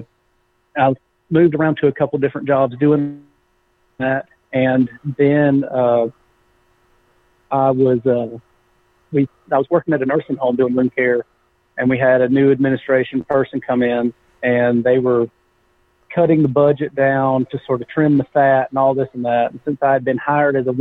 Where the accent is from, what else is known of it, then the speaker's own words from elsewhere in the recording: Winter Garden, Florida, United States; moved away as an adult; also born or lived in Clermont, Florida / South Georgia; I grew up in Central Florida, in a small town called Winter Garden, just outside of Orlando. And then in high school, we moved to Claremont, Florida